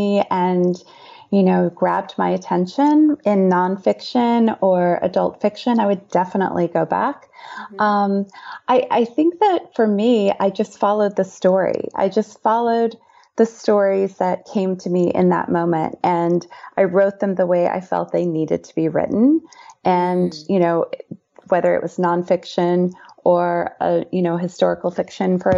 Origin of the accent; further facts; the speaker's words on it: Indiana, United States; I've written a memoir about my high school years growing up in Indiana